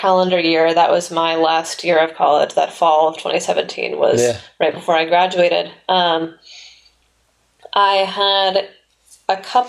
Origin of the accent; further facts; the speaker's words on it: The Woodlands, Texas, United States; moved away as an adult; also born or lived in San Francisco; now in Boston, United States; So I grew up in the Woodlands side. Lived there my whole life. We only made one move, and it was from one side of town to the other side of town when I was 6 years old.